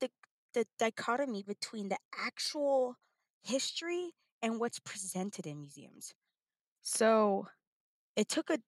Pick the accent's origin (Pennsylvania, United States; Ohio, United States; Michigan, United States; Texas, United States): Texas, United States; El Paso; moved away as an adult; now in Oklahoma, United States; So I'm from El Paso, Texas, and went to school at Texas State University.